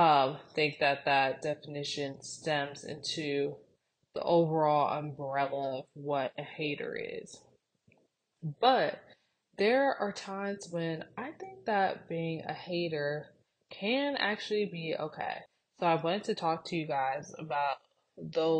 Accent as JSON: {"language": "English", "town": "Cleveland", "region": "Ohio", "country": "United States", "moved": "yes", "said": "we are from Cleveland, Ohio."}